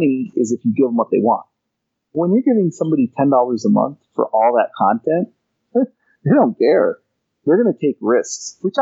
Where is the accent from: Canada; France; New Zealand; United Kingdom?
Canada; I'm from Canada